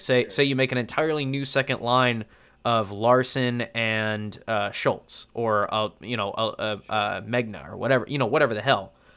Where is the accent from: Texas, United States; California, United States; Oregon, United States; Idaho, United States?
Idaho, United States; North; as somebody who has been born and raised in the Inland Northwest, North Idaho boy